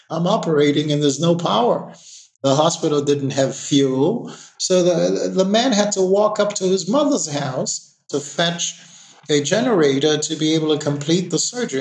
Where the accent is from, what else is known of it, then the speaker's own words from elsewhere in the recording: New York City, New York, United States; moved away as an adult; also born or lived in Haiti; now in Port-au-Prince, Haiti; I basically uh, grew up in New York City